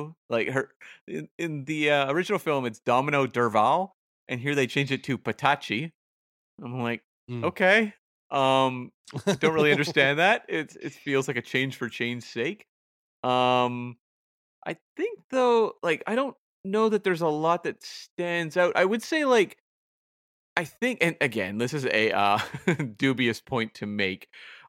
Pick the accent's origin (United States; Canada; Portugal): Canada; I'm right Canadian. I've got to support the pride of Canada.